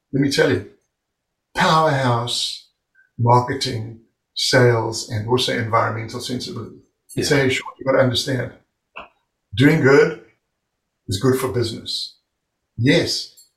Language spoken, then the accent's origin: English; South Africa; moved away as an adult; I'm over from South Africa